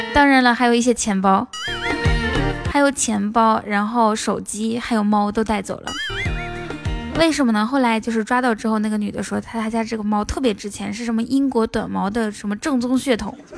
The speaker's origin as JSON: {"language": "Chinese", "region": "Inner Mongolia", "country": "China", "said": "我是内蒙古的"}